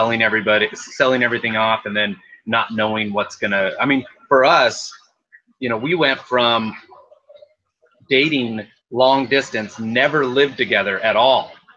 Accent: Everett, Washington, United States; also born or lived in Montana; I'm from the Everett area here and lived here

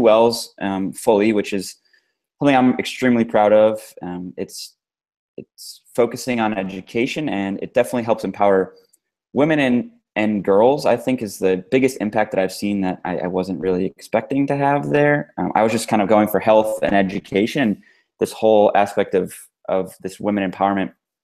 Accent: United States; I grew up in the States

